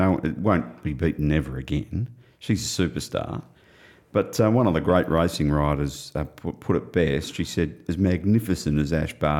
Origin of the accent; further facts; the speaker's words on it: Australia; my pride as an Australian